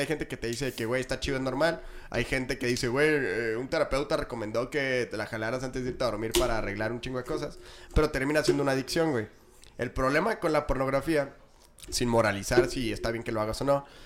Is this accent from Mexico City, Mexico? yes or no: no; Chihuahua, Mexico; todos somos de Chihuahua